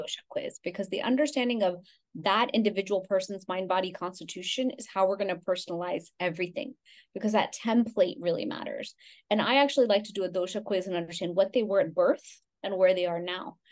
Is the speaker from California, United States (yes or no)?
no; Houston, Texas, United States; I grew up in Houston, Texas, but I also grew up going to India every summer of my life.